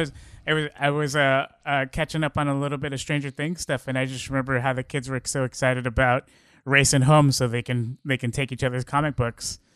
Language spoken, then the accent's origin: English; Bay Area, California, United States; we're we're from the Bay Area